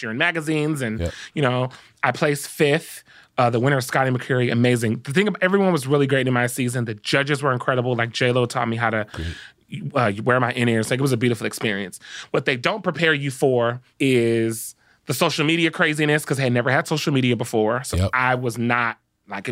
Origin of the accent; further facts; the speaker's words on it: Compton, California, United States; I grew up in Compton